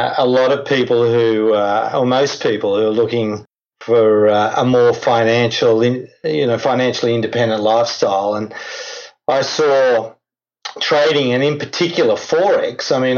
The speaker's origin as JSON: {"language": "English", "country": "Australia", "moved": "yes", "lives_now": "Europe", "said": "Originally from Australia, now living in Europe."}